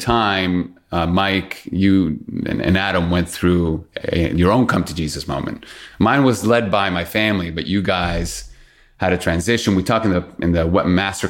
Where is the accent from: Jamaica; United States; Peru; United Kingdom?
Peru; my background is born and raised in Peru.